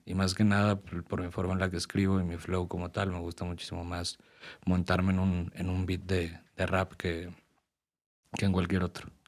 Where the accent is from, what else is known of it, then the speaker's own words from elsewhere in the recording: Puebla, Mexico; A Ciudad de México siempre voy a representar Puebla y siempre voy a decir de que, güey, yo vengo de Puebla